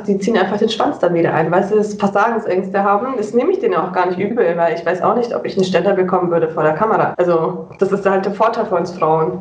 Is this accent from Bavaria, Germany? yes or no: yes; near Munich, Bavaria, Germany; Also ich komme, wie gesagt, aus Bayern, Nähe München.